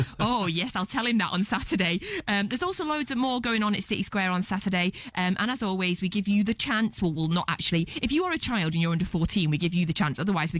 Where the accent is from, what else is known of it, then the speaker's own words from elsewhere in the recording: Edinburgh, Scotland, United Kingdom; born there; I am Scottish. You can't hear it in my accent. I was born in Edinburgh.